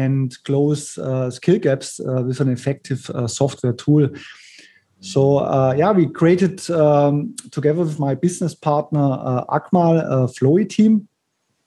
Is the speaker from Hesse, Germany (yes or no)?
no; Munich, Bavaria, Germany; moved away as an adult; now in Kuala Lumpur, Malaysia; originally, I'm from Munich, Germany, and I've been living here in Malaysia now for over 9 years